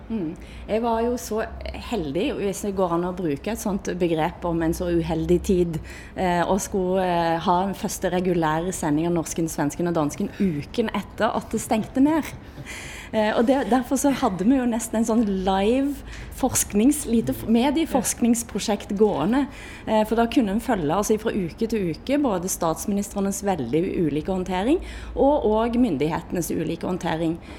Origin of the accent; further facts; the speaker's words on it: Erfjord, Rogaland, Norway; Jeg kjenner meg mer som norsk, og jeg kjenner meg mer som vestlending. Til og med som Erfjordbu.